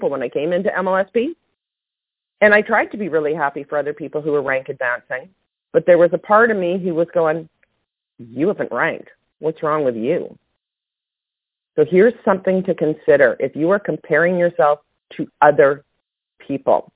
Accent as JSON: {"language": "English", "country": "Canada", "said": "I'm Canadian"}